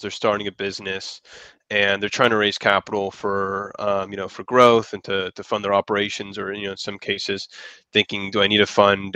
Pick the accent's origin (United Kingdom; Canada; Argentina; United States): United States; San Francisco Bay Area, California; moved away as an adult; now in Los Angeles, United States; I was originally from San Francisco Bay Area